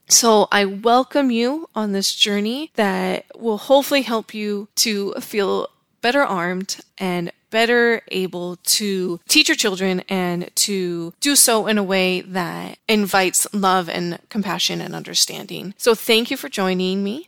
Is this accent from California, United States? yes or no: yes; Los Angeles, California, United States; moved away; also born or lived in Utah / Virginia / Savannah, Georgia; I grew up in Southern California and then I moved to Utah